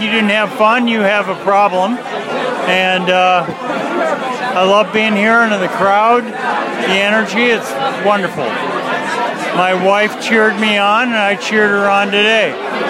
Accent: Minneapolis, Minnesota, United States; I'm from Minneapolis.

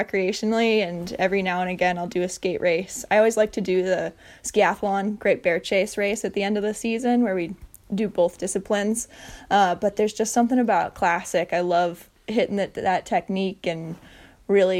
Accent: Bayfield, Wisconsin, United States; now in Duluth, United States; I grew up born and raised from Bayfield, Wisconsin. So about as north as you can get in the state of Wisconsin, right next to Lake Superior.

